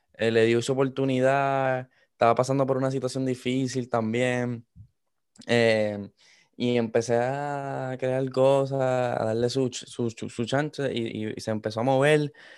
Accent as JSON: {"language": "Spanish", "country": "Puerto Rico", "tie": "born or raised there", "also_born_or_lived": "Miami, United States", "moved": "yes", "said": "yo soy de Puerto Rico. Eh, me, crié mitad de mi vida en Puerto Rico, después pasé a los Estados Unidos, a, Miami."}